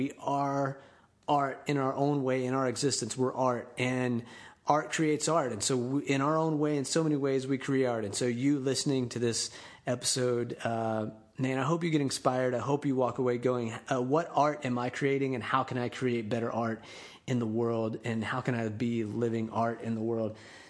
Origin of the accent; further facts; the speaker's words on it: Panama City, Florida, United States; now in Tampa, United States; There's some guys that I know from my hometown in Panama City, Florida.